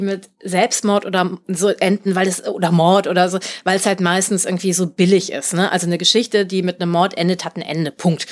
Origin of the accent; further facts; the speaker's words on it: Germany; Ich bin Deutscher geboren.